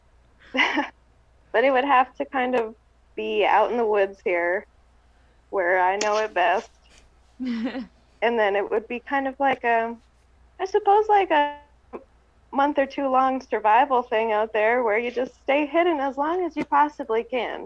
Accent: Trout Lake, Washington, United States; I try to not tell people where I'm from because I don't want it to get destroyed

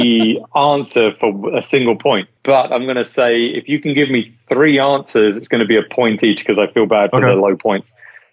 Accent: Las Vegas, Nevada, United States; So I'm from Vegas, I lived in Vegas.

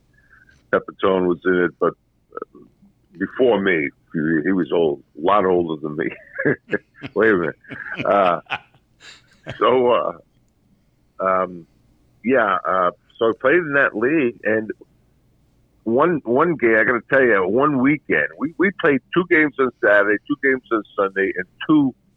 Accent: New York City, New York, United States; growing up in Brooklyn, I used to watch the Knicks

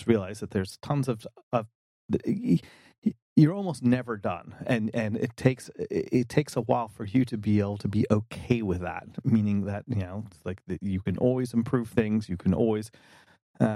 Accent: North Carolina, United States; I'm down home from North Carolina

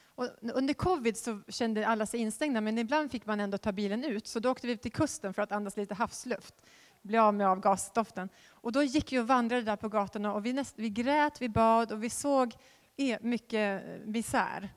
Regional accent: Västerås, Västmanland, Sweden; jag är född i Västerås

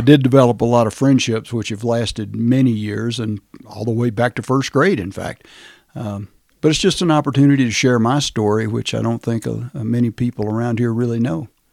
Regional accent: Rome, Georgia, United States; now in Chaffee County, Colorado, United States; I was born in Rome, Georgia, which at that time was a small town, probably still a small town

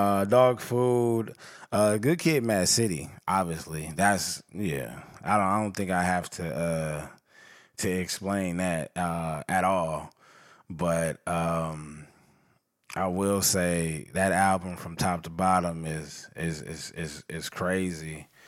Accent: West Coast, United States; I'm from the West Coast, but I know I can smell New York.

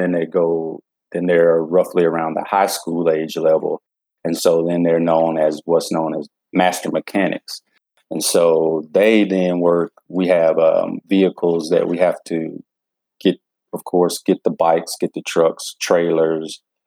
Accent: Georgia, United States; I was raised here in Georgia

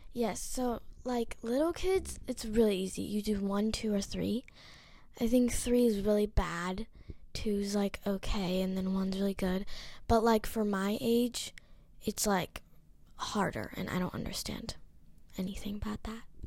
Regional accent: Hawaii, United States; I'm ten years old. I'm from Hawaii.

